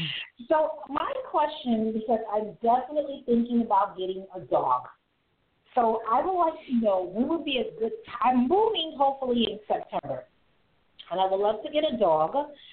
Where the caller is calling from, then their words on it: New York City, New York, United States; I'm calling from New York City.